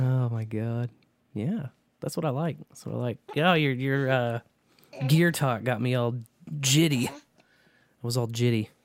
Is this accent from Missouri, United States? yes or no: yes; Kearney, Missouri, United States; Carney, that's my hometown